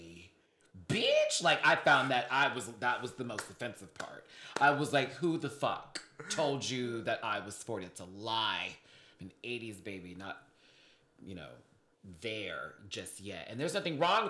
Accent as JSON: {"language": "English", "town": "Houston", "region": "Texas", "country": "United States", "also_born_or_lived": "Alabama", "said": "my family's from Alabama, but we lived in Houston, Texas."}